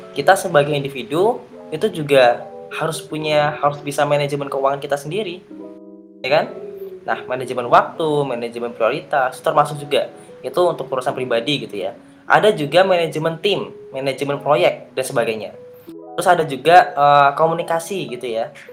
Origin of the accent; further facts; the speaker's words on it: Gunung Kidul, Special Region of Yogyakarta, Indonesia; Saya asalnya dari Gunung Kidul, dari Jogja